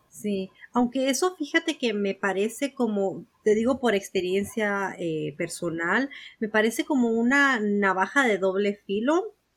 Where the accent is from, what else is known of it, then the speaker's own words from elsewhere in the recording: Mexico; moved away; en México, de donde yo soy, de donde yo nací